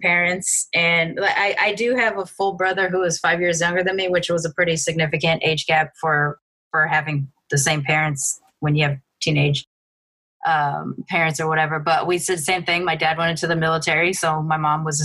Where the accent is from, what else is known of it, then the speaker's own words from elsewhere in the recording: Long Beach, California, United States; moved away; I grew up in Long Beach during the early 90s